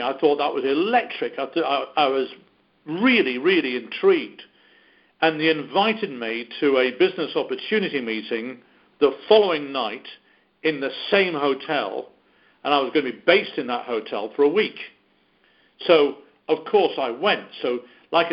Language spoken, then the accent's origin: English; United Kingdom; accent: British; my British accent